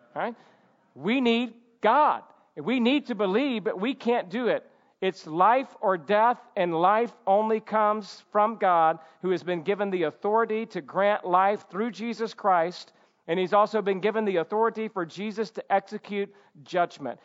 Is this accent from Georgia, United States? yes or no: yes; Georgia, United States; now in California, United States; when I was a kid growing up in Georgia